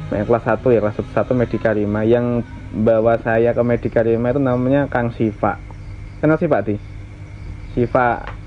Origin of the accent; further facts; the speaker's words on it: Pati, Central Java, Indonesia; saya lahir di Desa Cebulek, Cebulek Kidul, Kecamatan Margoyoso Pati